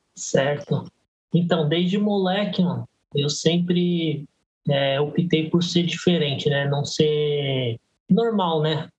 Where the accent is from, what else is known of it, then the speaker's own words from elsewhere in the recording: Guarulhos, São Paulo, Brazil; also born or lived in Belenzinho, São Paulo; sou de Guarulhos há 43 anos. Nasci no Belenzinho, mas desde pequeno é, vim para Guarulhos, então sou guarulhense